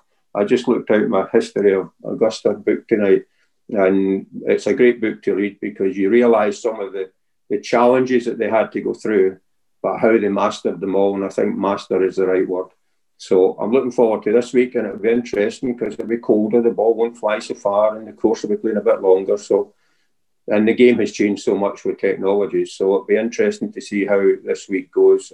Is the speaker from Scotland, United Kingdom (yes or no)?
yes; outside Glasgow, Scotland, United Kingdom; as a kid growing up outside Glasgow